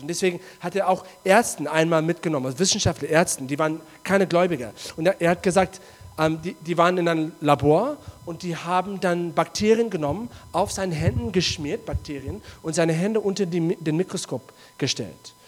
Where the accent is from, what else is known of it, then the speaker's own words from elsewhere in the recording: South Africa; German is a second language; moved away; in Südafrika, wo ich herkomme